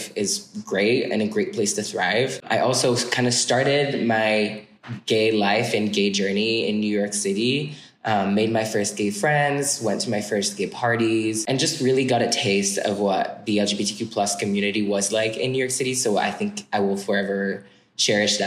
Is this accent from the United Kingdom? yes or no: no; suburbs of Paris, Île-de-France, France; English is a second language; moved away as an adult; now in United States; I'm like from a small suburbs of Paris, like 20 minutes west of the city.